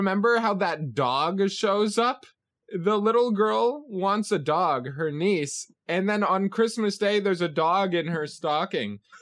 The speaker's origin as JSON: {"language": "English", "country": "United States", "said": "as an American"}